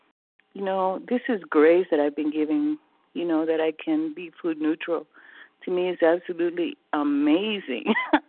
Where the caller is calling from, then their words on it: California, United States; California. Early riser.